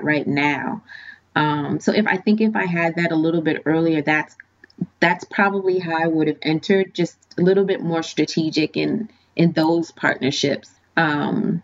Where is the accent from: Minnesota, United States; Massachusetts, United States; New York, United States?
Massachusetts, United States; Boston; moved away as an adult; now in Washington, D.C., United States; I'm originally from Boston.